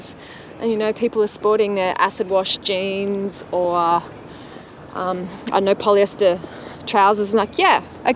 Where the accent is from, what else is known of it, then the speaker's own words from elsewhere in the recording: Melbourne, Victoria, Australia; away from my hometown in Melbourne